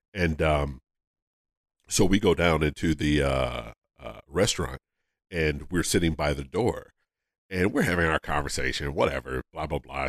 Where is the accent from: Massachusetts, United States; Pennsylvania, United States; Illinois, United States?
Pennsylvania, United States; Philadelphia; I'm from Philadelphia